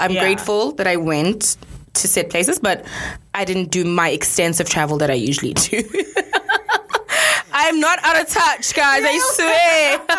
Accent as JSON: {"language": "English", "country": "South Africa", "moved": "yes", "said": "it's a South African thing."}